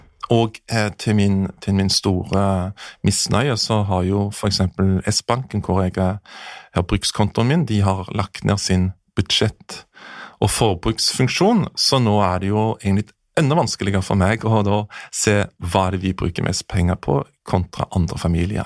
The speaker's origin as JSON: {"language": "Norwegian", "area": "Jæren", "region": "Rogaland", "country": "Norway", "moved": "yes", "lives_now": "Oslo, Norway", "said": "der jeg kommer fra Jæren"}